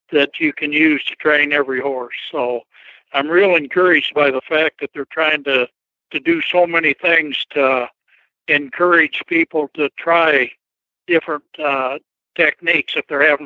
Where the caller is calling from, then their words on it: Marshfield, Missouri, United States; Uh, we live in Marshfield, Missouri. So we're in the middle of Missouri.